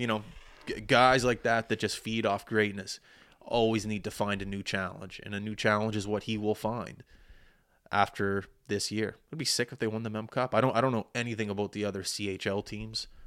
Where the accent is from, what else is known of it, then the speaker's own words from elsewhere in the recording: Halifax, Nova Scotia, Canada; I was born in Halifax